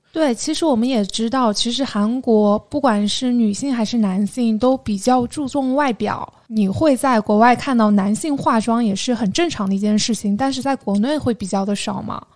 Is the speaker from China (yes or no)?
yes; Jiangxi, China; now in Shanghai, China; 我小的时候，在我江西老家